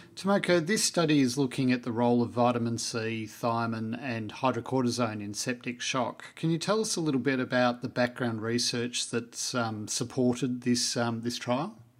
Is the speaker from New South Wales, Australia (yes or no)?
no; Melbourne, Victoria, Australia; moved away as an adult; now in Queensland, Australia; I grew up in Melbourne